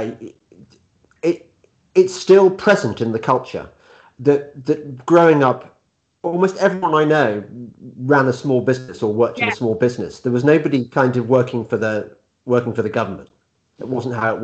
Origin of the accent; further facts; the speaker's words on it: Midlands, United Kingdom; We're both from the Midlands